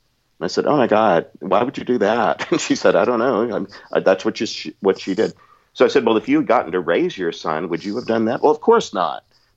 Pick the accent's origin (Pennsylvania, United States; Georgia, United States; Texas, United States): Texas, United States; I'm from Southeast Texas. I can put the accent on.